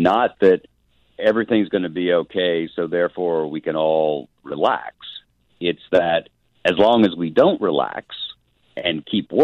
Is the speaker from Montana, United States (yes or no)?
no; Chattanooga, Tennessee, United States; now in Nashville, United States; I grew up in Chattanooga